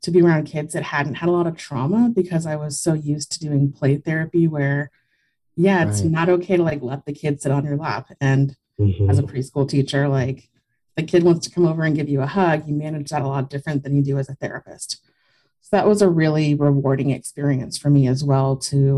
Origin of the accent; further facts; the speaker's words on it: South Texas, United States; I grew up in South Texas.